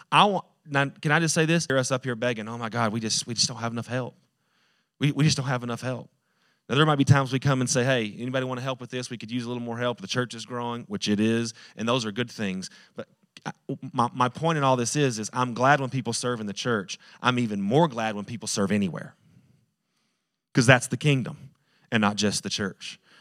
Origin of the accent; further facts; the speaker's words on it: Post, Texas, United States; I was from Post.